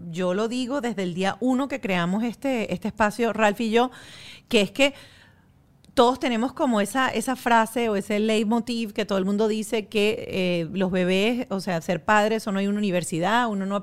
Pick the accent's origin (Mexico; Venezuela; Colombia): Venezuela; Como buena venezolana